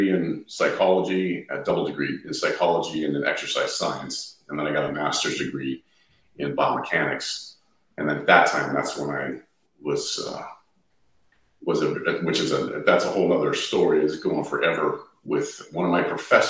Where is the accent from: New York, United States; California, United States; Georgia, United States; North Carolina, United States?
California, United States; Southern; moved away as an adult; also born or lived in Ohio; I was born and raised in Southern California.